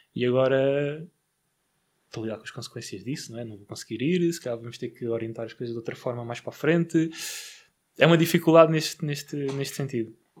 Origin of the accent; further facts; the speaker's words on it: Barreiro, Setúbal, Portugal; sou do Barreiro